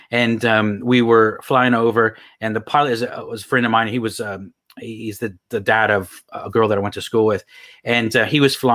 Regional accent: Houston, Texas, United States; also born or lived in Phoenix, Arizona; Actually, I was born in Phoenix, Arizona, but I moved to Texas when I was really young. So

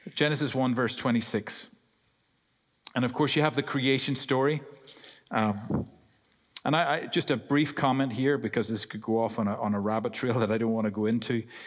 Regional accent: Ireland; accent: Irish; I'm Irish

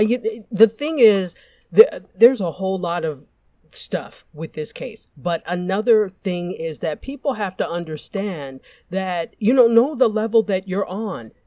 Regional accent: Nigeria; I'm Nigerian

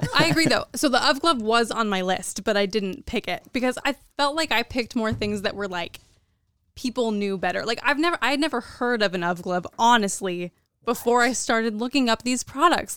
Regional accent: Kansas, United States; I grew up in Kansas

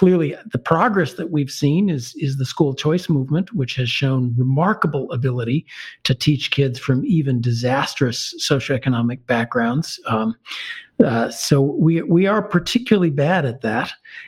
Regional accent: Chicago, Illinois, United States; I grew up in Chicago in the 1970s in the wake of the 1968 riots

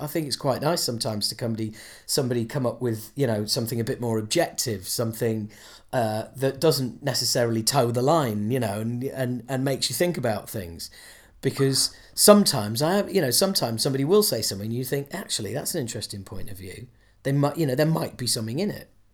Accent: Yorkshire and the Humber, United Kingdom; moved away; I'm from Yorkshire.

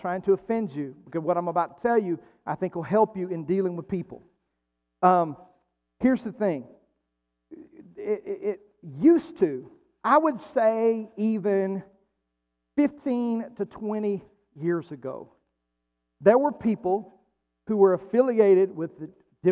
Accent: United States; as an American

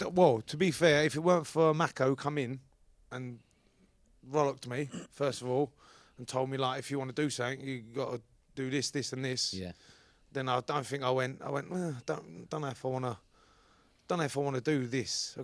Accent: London, United Kingdom; accent: Cockney; moved away; also born or lived in St Helens; you have to be born in London Hospital, which Bow Bells is just up the road

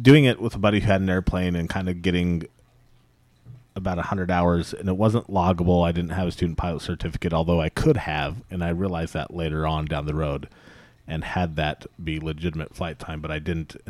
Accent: West Jordan, Utah, United States; also born or lived in Provo, Utah; I was born and raised in a little town called West Jordan, which is not so little anymore, which is a suburb of Salt Lake City.

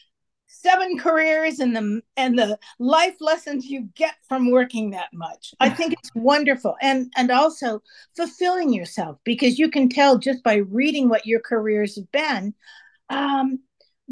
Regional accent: Marin County, California, United States; I grew up in Marin County.

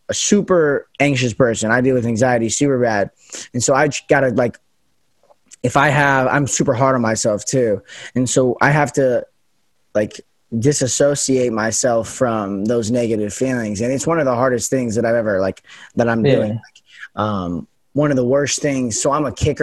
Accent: Las Vegas, Nevada, United States; accent: standard American; moved away as an adult; also born or lived in Pacific Northwest; I'm from Vegas, where it's super sunny.

